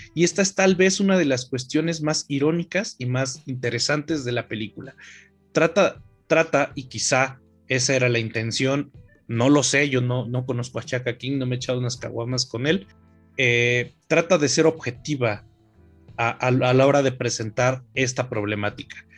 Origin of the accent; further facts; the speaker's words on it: Mexico; La mayoría de los mexicanos nos hacemos pendejos con que nuestra sociedad es